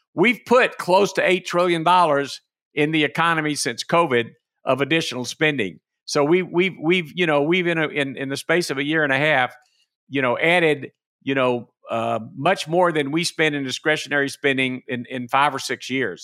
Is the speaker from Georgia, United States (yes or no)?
yes; Macon, Georgia, United States; my hometown of Macon, Georgia